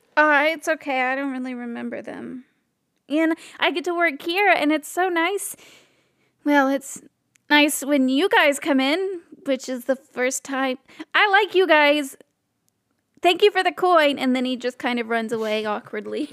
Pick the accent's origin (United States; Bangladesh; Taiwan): United States; Alabama; we're from Alabama.